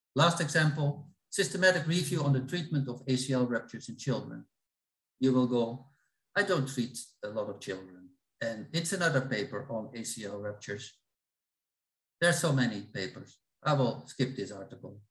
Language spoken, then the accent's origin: English; Netherlands; I'm from the Netherlands